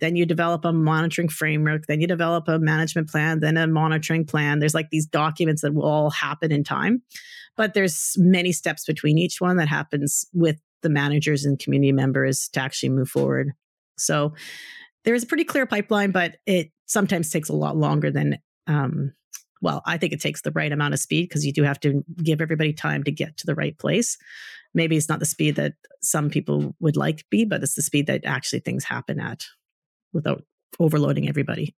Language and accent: English; Calgary, Alberta, Canada; moved away; I grew up in Calgary too